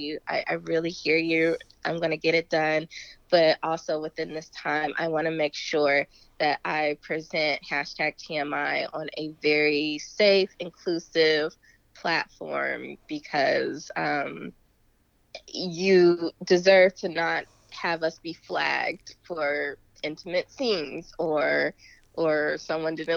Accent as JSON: {"language": "English", "town": "Dayton", "region": "Ohio", "country": "United States", "tie": "born or raised there", "moved": "yes", "said": "I am originally from Dayton, Ohio"}